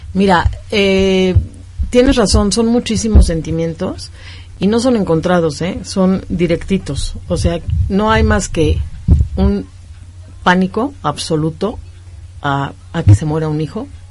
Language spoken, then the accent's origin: Spanish; Mexico; Somos ciudadanos mexicanos